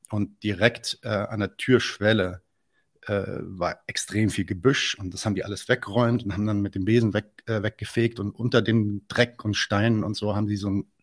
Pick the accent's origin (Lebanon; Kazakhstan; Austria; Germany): Lebanon; ja, nee, nee, ich bin Libanese.